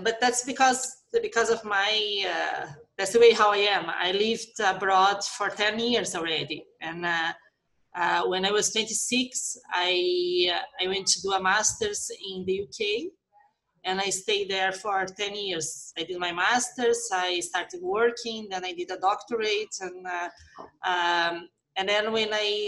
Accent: Curitiba, Paraná, Brazil; also born or lived in United Kingdom; I grew up here in Brazil, a town called Curitiba.

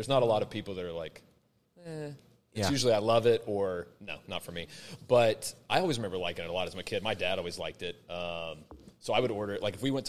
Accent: Chattanooga, Tennessee, United States; moved away; what I grew up is in Chattanooga is where the first Coca-Cola bottling company was.

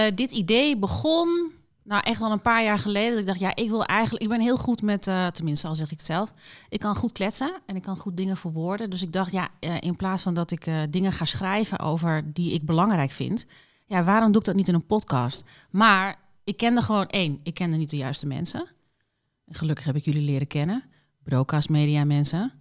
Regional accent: Doetinchem, Gelderland, Netherlands; moved away as an adult; also born or lived in Mallorca, Spain; Ik kom uit Doetinchem, ben daar geboren en getogen tot mijn achttiende.

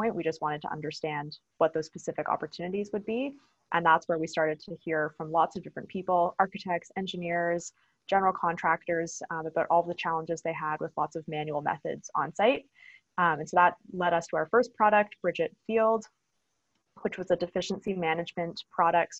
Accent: Stratford, Ontario, Canada; So I grew up in Stratford, Ontario, so small town

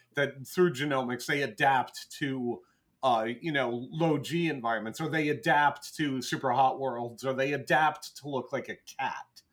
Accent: Cranston, Rhode Island, United States; moved away as an adult; also born or lived in Providence, Rhode Island / Las Vegas, Nevada; now in Seattle, United States; I grew up in Bristol and in Cranston, Rhode Island

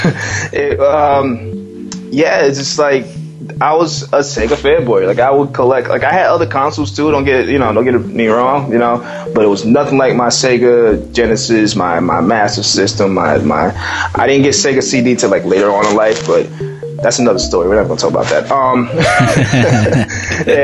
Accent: New Jersey, United States; also born or lived in Las Vegas, Nevada; I'm from a place in the U.S., New Jersey, and I was raised in the West Coast in Las Vegas for a couple of years in my childhood

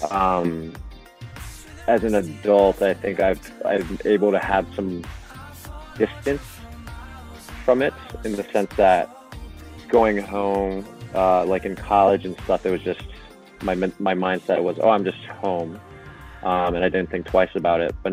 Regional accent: Sapporo, Hokkaido, Japan; I I am from Hokkaido. Yep, I uh, was born and raised in Sapporo. Um, lived there my whole life, all the way through through high school.

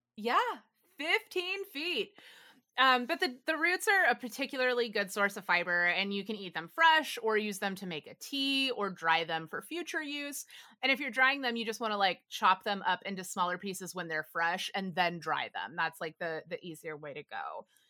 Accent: the South, United States; I grew up in the South

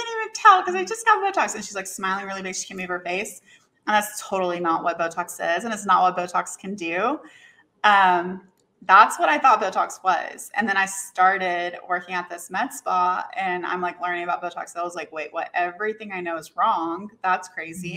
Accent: Knoxville, Tennessee, United States; I'm originally from Knoxville, Tennessee, which is not like a big city, but it's not like a super small town

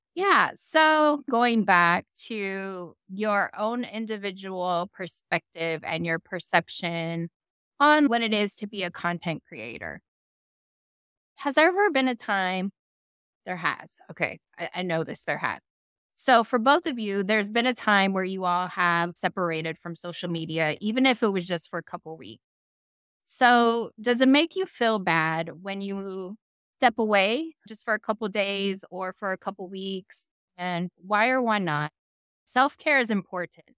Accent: Kailua, Hawaii, United States; moved away; this is where I'm from.

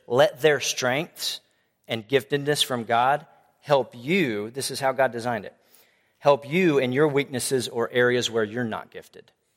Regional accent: Tomball, Texas, United States; I grew up in Tomball Bible Church

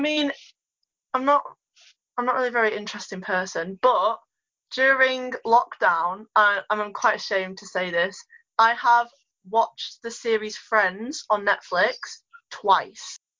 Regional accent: Ulverston, North West England, United Kingdom; live in Ulverston, have done my whole life

